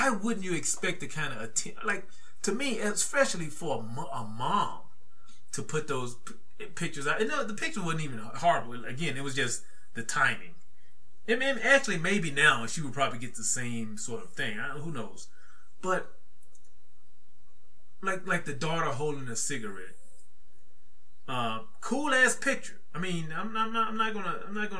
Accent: the South, United States; I'm from the South

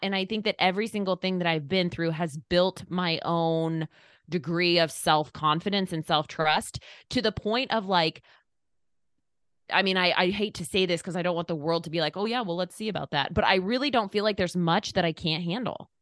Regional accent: Eastern Oregon, United States; moved away as an adult; now in Indiana, United States; I am from Eastern Oregon

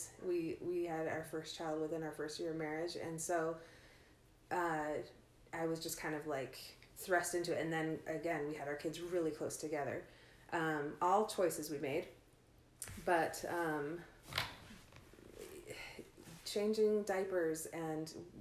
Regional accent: outside of Chicago, Illinois, United States; now in Ogden, United States; I grew up outside of Chicago

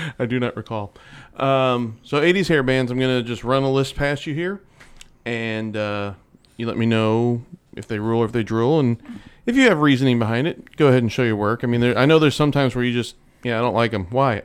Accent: St. Louis, Missouri, United States; we grew up in the Saint Louis area

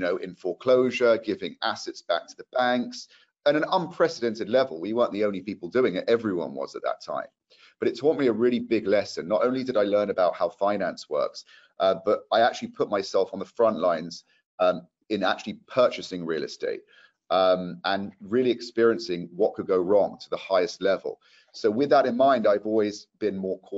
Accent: London, United Kingdom; moved away as an adult; also born or lived in Manchester; now in Los Angeles, United States; I'm from London too

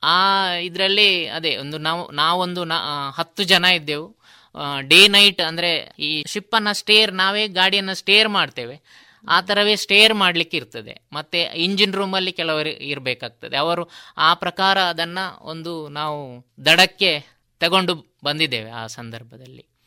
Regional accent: Puttur, Karnataka, India; ನನ್ನ ಹುಟ್ಟೂರು ಪುತ್ತೂರು ತಾಲೂಕಿನ ಕೆದಂಬಾಡಿ ಗ್ರಾಮದ ಮಠ ಎಂಬಲ್ಲಿ

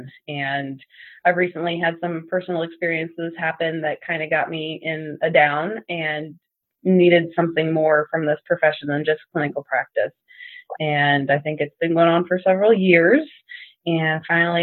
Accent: Southern Illinois, United States; I am from Southern Illinois

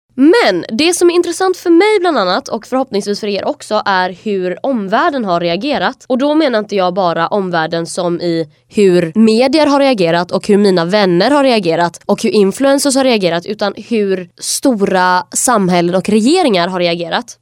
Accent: Kalmar, Kalmar County, Sweden; jag är från Kalmar det är liksom en kuststad

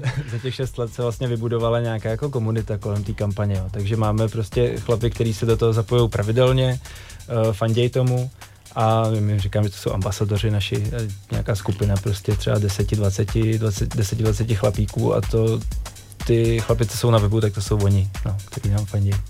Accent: Czechia; tady u nás v Čechách

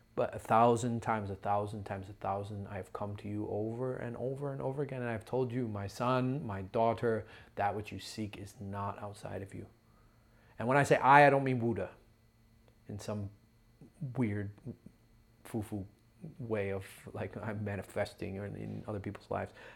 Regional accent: Ohio, United States; I'm a brother from Ohio.

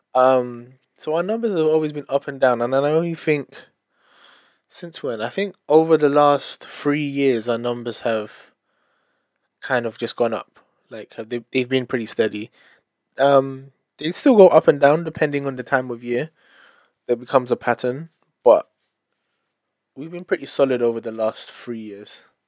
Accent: London, United Kingdom; I am British Filipino, born and raised in London.

